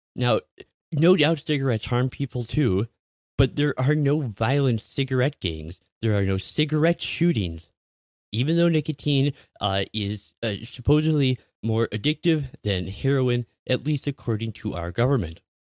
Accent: Minnesota, United States; my home state of Minnesota

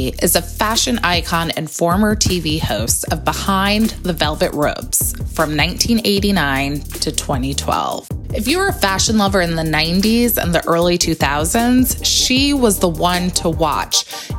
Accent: Colton, California, United States; I grew up in Colton, California. Southern California.

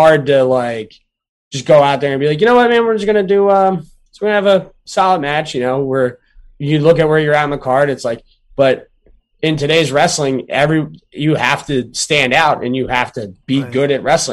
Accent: Glassboro, New Jersey, United States; the town I grew up in Glassboro, New Jersey

